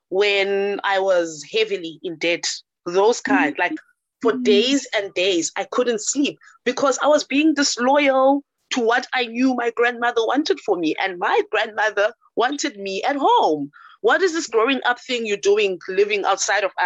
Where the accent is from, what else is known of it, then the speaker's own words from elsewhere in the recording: Cape Town, Western Cape, South Africa; also born or lived in Johannesburg; I tried to move away from home to go live in Johannesburg, because we're from Cape Town